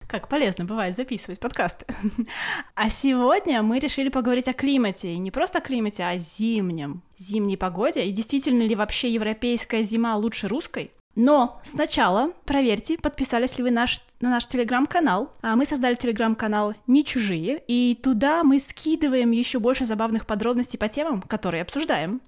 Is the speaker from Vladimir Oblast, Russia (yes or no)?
no; Kaliningrad, Kaliningrad Oblast, Russia; moved away as an adult; now in Corsica, France; я родилась и выросла в Калининграде, и 30 лет своей жизни прожила в Калининграде